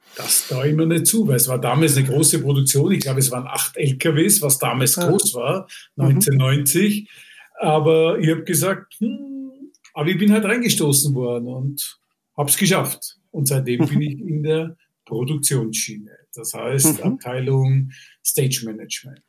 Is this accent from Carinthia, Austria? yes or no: no; Vienna, Austria; moved away as an adult; also born or lived in Hanover, Germany / Munich, Germany; ich komme ja aus Wien